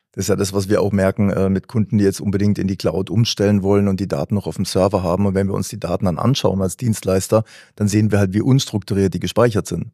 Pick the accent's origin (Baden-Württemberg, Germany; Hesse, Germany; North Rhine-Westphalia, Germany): Baden-Württemberg, Germany; Karlsruhe; aus Karlsruhe